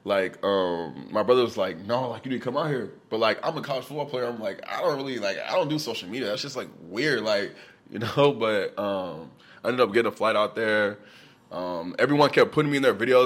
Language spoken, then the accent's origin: English; Texas, United States; also born or lived in New Orleans, Louisiana / Austin, Texas; I was born in New Orleans, Louisiana. You know what I'm saying? For a couple years, you know, but then I moved to Texas, and I went to high school in Texas